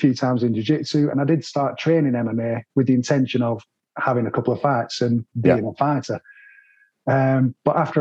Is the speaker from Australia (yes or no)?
no; England, United Kingdom; being English, I grew up mainly watching football